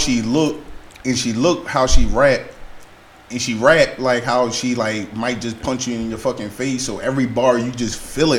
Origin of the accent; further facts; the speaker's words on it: Philadelphia, Pennsylvania, United States; I'm from Southwest